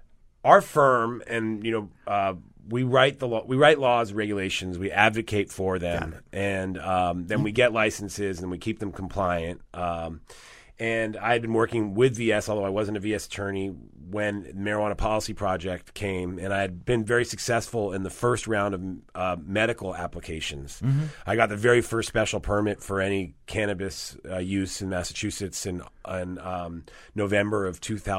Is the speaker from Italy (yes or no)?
yes; Rome, Lazio, Italy; moved away; I was born in Italy, yes.